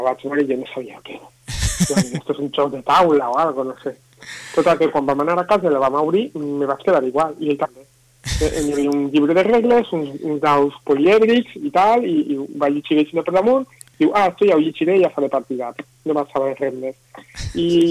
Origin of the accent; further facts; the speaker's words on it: Castellón de la Plana, Valencian Community, Spain; yo originalment soc de Castelló